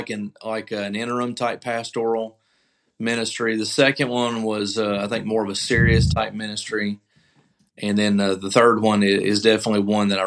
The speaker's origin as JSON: {"language": "English", "area": "Murfreesboro", "region": "Tennessee", "country": "United States", "tie": "born or raised there", "moved": "as an adult", "said": "that my hometown, so it was natural when I got out of the military to come back home and go to school there."}